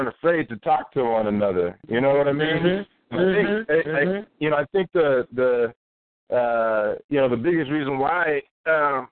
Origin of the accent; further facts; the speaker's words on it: SeaTac, Washington, United States; also born or lived in Kent, Washington; I moved to SeaTac